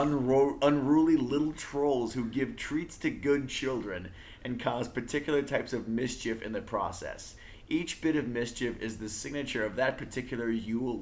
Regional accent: Midwest, United States; I'm from the Midwest

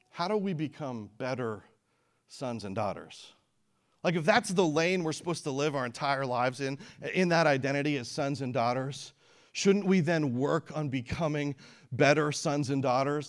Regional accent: Canada; now in Peoria, United States; I was born in Canada. I live in Peoria now. That's my hometown.

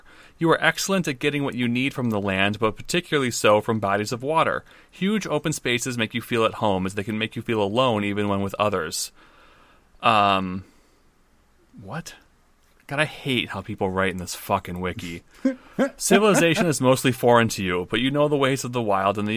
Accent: Michigan, United States; I'm from Michigan

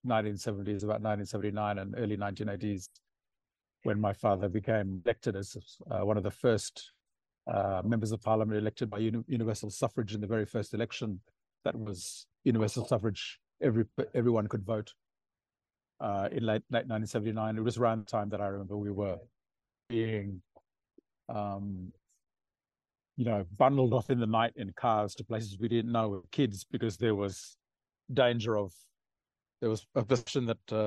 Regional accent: Port Vila, Shefa, Vanuatu; I grew up in Port Vila

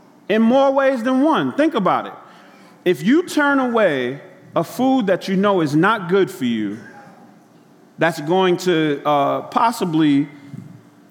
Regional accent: New York City, New York, United States; I grew up in Brooklyn

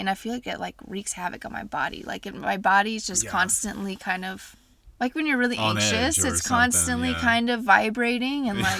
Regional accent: Nashville, Tennessee, United States; moved away as an adult; now in Denver, United States; So we both were born and raised there, never lived anywhere else. Until we moved to Denver when we were in our late 20s. So I've got a lot of history in Nashville.

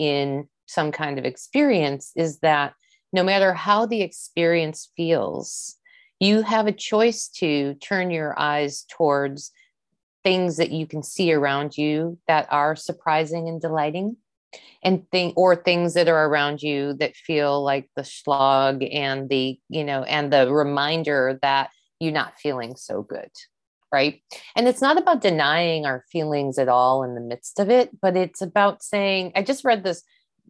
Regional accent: East Coast, United States; growing up on the East Coast of the US, I didn't really have an awareness.

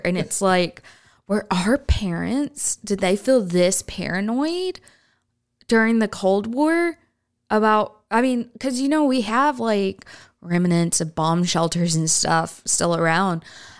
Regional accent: California, United States; we're from California and you know, other places

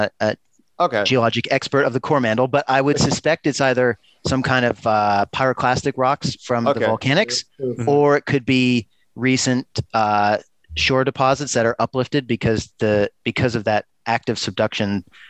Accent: Pennsylvania, United States; moved away as an adult; now in New Zealand; as an American, you know, growing up in Pennsylvania, we would go to the beach, you know, 1 week out of the year.

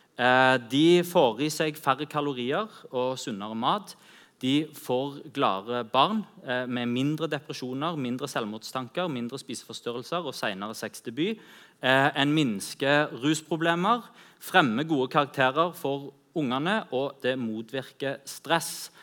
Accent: Norway

